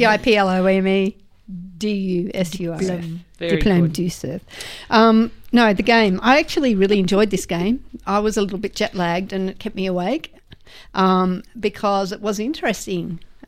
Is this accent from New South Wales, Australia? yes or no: no; Queensland, Australia; I wasn't just a bloody Queenslander. I was a surf coach.